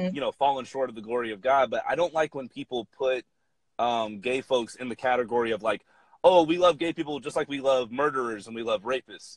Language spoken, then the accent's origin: English; Atlanta, Georgia, United States; I'm from Atlanta, Georgia, and I grew up about like mm-hmm. 30 minutes outside of the city